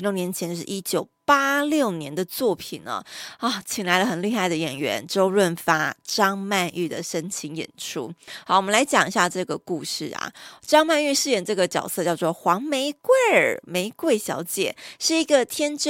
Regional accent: Taiwan; 所以他在台湾是有户籍，我们是台湾人吼。

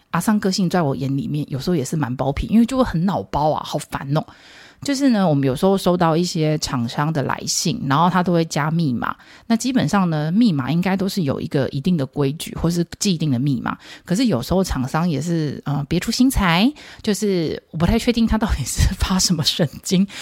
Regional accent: Taiwan; 我们中国人，台湾人

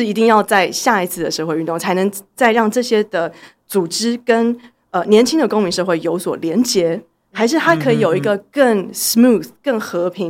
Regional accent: Taiwan; 所以我们经历个，比如说作为一个台湾人或台湾人认同这件事情

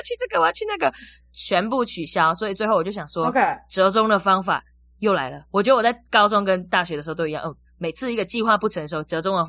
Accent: Malaysia; accent: Taiwanese; now in Taiwan; 我反而完全讲不出马来西亚口音，就是我真的很纯台湾口音在上课

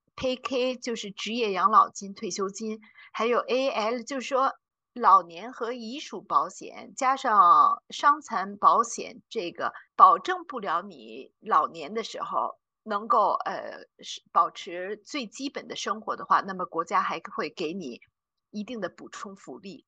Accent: China; now in Zurich, Switzerland; 我们中国人

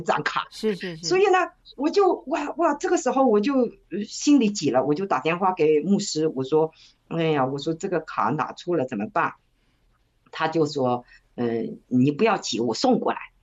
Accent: China; moved away; 因为我在中国的时候呢，从小就是我们都是在长辈的带领下成长的

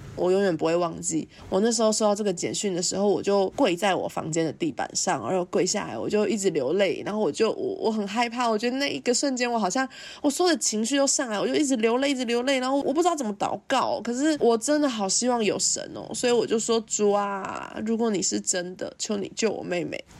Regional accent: Changhua County, Taiwan; 那个时候在彰化是第三志愿的学校

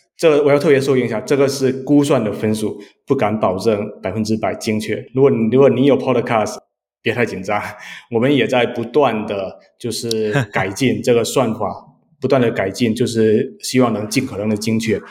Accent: Xiamen, Fujian, China; now in San Francisco, United States; 我是福建厦门人，是你们对岸的

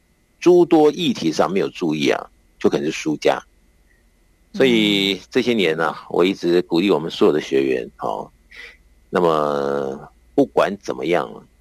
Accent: China; 那么我们中国人对不对？在讲的这些应对进退的这些礼节与否啊

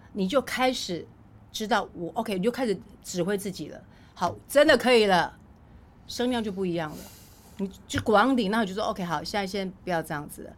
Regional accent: Taiwan; 因为我们在乡下地方长大

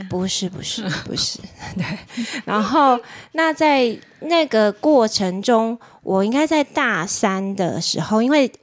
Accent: Tainan, Taiwan; moved away; 我高中以前是在台南长大

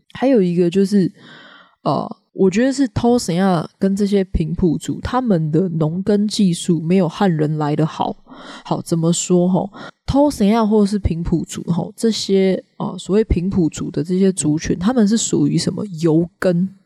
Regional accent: Taiwan; 不要讲台语啊，不要讲客家语，不要讲原住民语哦。这两次的殖民政权扼杀之后，我们的母语真的所向呃所剩无几了。

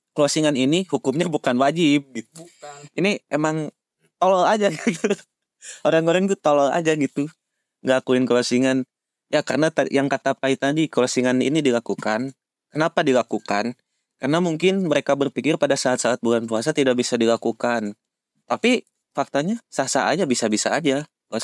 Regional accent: Bandung, West Java, Indonesia; kota asal kami, yaitu kota tercinta, kota Kota Bandung

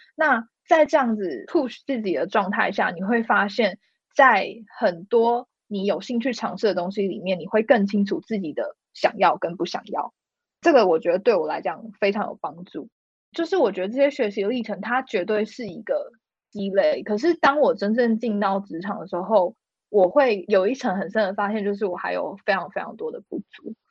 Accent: Taiwan; also born or lived in London, United Kingdom; 我身为一个台湾人

